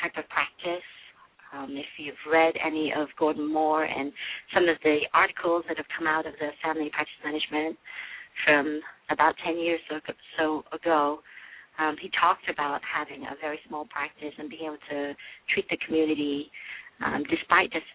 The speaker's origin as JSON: {"language": "English", "town": "Liverpool", "region": "North West England", "country": "United Kingdom", "tie": "born or raised there", "also_born_or_lived": "London, United Kingdom / Michigan, United States", "moved": "as an adult", "lives_now": "Detroit, United States", "said": "originally I'm from England. I was born in Liverpool, and I went to medical school in London"}